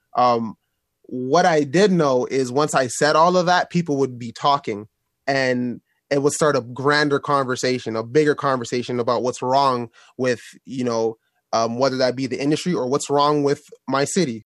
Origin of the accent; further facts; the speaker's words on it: Toronto, Ontario, Canada; my hometown. I'm from here